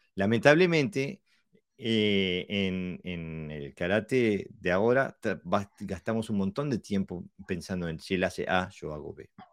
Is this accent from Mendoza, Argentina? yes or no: no; Buenos Aires, Argentina; A mí de niño me pasó en Buenos Aires estar jugando, tenía yo qué sé, 10